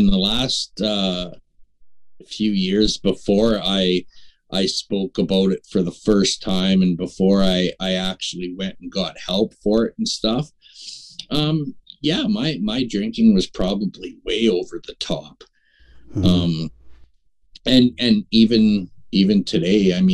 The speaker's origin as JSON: {"language": "English", "town": "Prince Albert", "region": "Saskatchewan", "country": "Canada", "tie": "born or raised there", "lives_now": "North Battleford, Canada", "said": "I was born and raised in Prince Albert"}